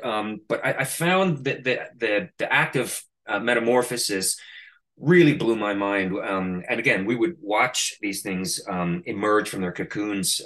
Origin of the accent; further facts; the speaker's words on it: Canada; now in New York City, United States; my hometown in Canada